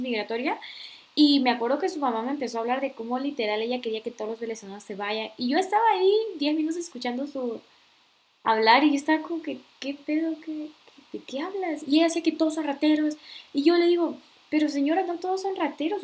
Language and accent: Spanish; Peru; moved away